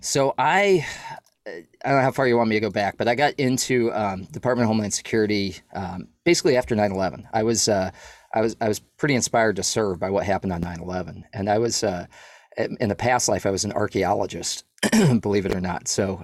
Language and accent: English; New England, United States; And I was like from New England, and I'd never been to Texas